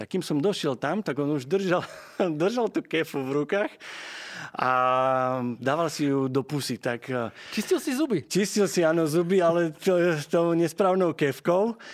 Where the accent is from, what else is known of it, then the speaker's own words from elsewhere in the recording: Slovakia; also born or lived in England; na Vianoce alebo na dovolenku domov, tak stále som sa vrácal ako do nefunkčnej krajiny na Slovensku